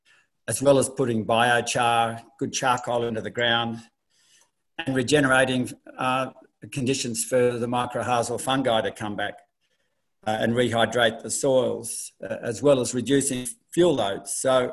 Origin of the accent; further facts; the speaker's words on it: Australia; Obviously, by the accent, not far from where Nicole lives, I'm from Australia, Southern Australia.